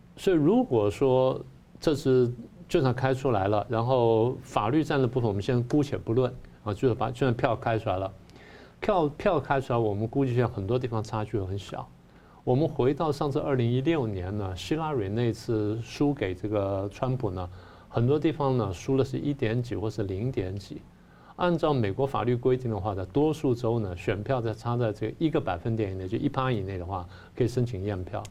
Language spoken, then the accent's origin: Chinese; Taiwan; 我们台湾人